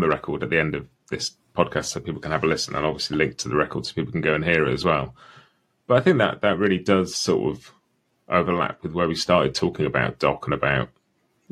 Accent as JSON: {"language": "English", "country": "United Kingdom", "said": "as a Brit"}